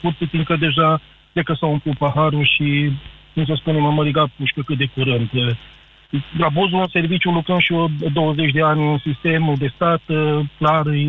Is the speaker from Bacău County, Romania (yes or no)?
no; Arad, Arad County, Romania; sunt din Arad